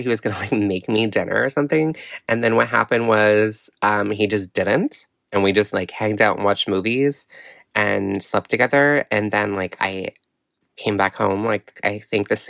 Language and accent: English; Miramichi, New Brunswick, Canada; He's from my hometown, Miramichi, New Brunswick